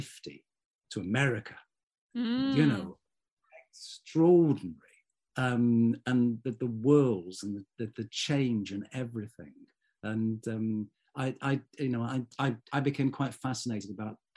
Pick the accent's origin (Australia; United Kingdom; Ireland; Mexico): United Kingdom; Manchester, North West England; now in Wales, United Kingdom; I was born and bred in central Manchester. I was born in Moss Side